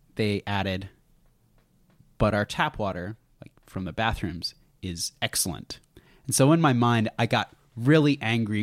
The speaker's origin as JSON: {"language": "English", "country": "United States", "said": "being an American"}